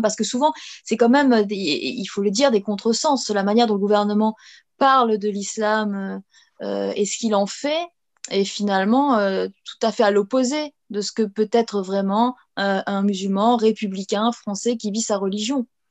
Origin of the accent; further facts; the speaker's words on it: France; on une communauté. Euh, avec toutes les confessions et on est français.